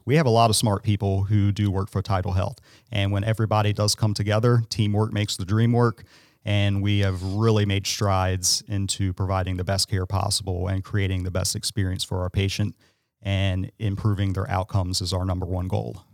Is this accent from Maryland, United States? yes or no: yes; Salisbury, Maryland, United States; I'm local. I am from Salisbury. I've been here my entire life